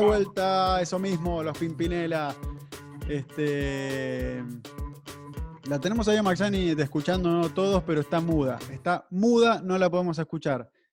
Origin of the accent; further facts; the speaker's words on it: Nueve de Julio, Buenos Aires Province, Argentina; moved away; also born or lived in Mar del Plata; el 9 de julio, que es una ciudad donde yo nací, pero ya no vivía ahí, yo vivía en Mar del Plata